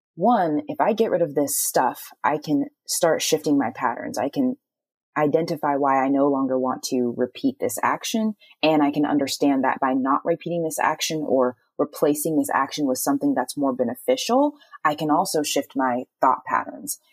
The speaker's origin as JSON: {"language": "English", "region": "Texas", "country": "United States", "moved": "yes", "said": "I'm from Texas"}